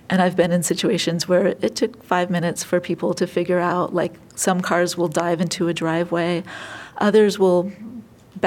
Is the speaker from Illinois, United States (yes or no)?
no; California, United States; moved away as an adult; now in Iowa City, United States; I'm from California